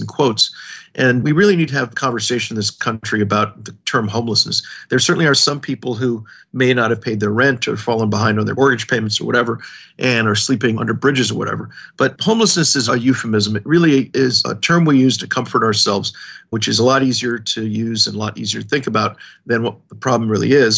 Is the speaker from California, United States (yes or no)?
yes; Los Angeles, California, United States; moved away as an adult; also born or lived in Washington, D.C. / Hong Kong; now in New York City, United States; I was born in Los Angeles, California. I spent the first 18 years of my life out there